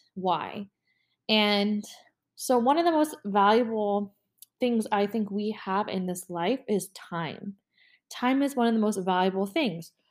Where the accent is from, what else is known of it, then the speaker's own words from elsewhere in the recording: Orlando, Florida, United States; I live in Florida, born and raised in Orlando